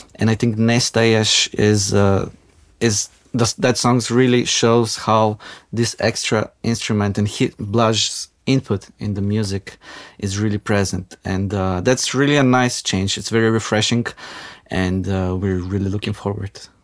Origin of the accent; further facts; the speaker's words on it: North Macedonia; now in Ljubljana, Slovenia; I grew up in Macedonia